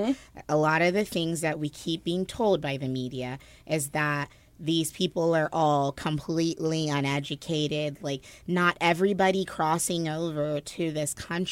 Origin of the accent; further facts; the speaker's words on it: New Jersey, United States; New Jersey